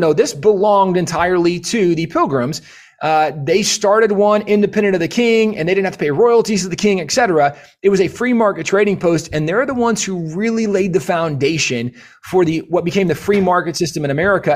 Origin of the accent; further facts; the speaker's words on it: Texas, United States; as a Texan, Uh, we, we really have no perspective of, like, a really cold winter in Texas